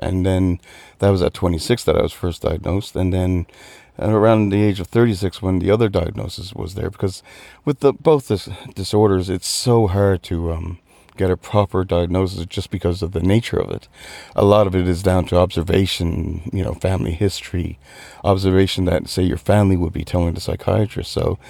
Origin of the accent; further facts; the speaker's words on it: Newfoundland and Labrador, Canada; now in Dublin, Ireland; I'm from Newfoundland, Canada. But if I had an accent from where I'm home, you'd think I was Irish.